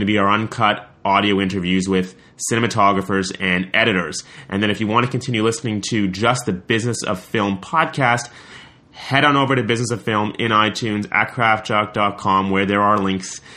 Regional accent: Montreal, Quebec, Canada; I'm from Montreal.

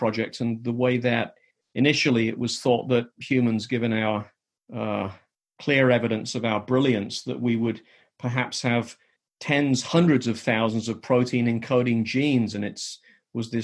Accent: England, United Kingdom; now in United States; I had a somewhat unusual upbringing as a child growing up in England

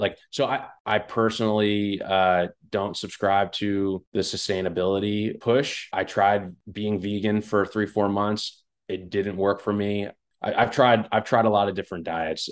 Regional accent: West Long Branch, New Jersey, United States; I grew up in Jersey

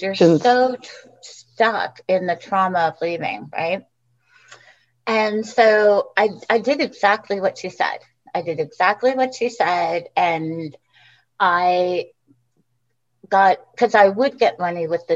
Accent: California, United States; moved away as an adult; also born or lived in Texas; now in Portland, United States; I grew up in California

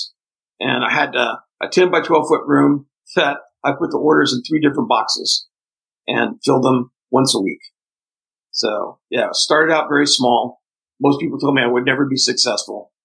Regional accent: interior of northeastern Brazil, Northeast Brazil, Brazil; English is a second language; also born or lived in Fortaleza, Brazil; now in United States; I was born in Fortaleza, Brazil, and then we moved into the vast interior of northeastern Brazil, and we lived about 48 hours by jeep from the nearest big town and very remote areas.

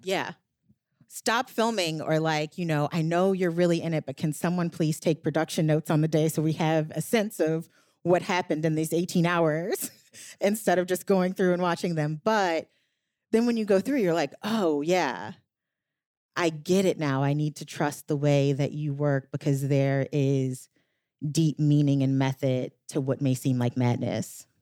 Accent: New Orleans, Louisiana, United States; moved away; I'm from New Orleans

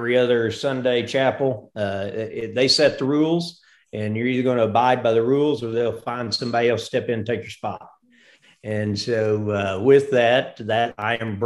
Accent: Mountain Home, Arkansas, United States; also born or lived in southern Missouri / Branson, Missouri; now in Hot Springs Village, United States; I grew up just north of Mountain Home, Arkansas, enjoyed living in southern Missouri.

